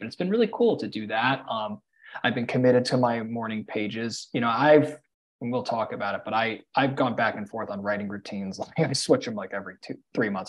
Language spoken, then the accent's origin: English; New York City, New York, United States; I grew up in New York City